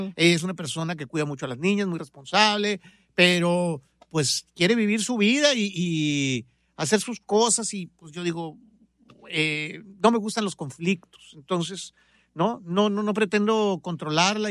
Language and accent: Spanish; Monterrey, Nuevo León, Mexico; moved away; also born or lived in Guadalajara / Los Angeles; tengo medio corazón tapatío, pero nací en Monterrey, que es mi tierra, ah, de ahí son mis papás. Entonces soy de Monterrey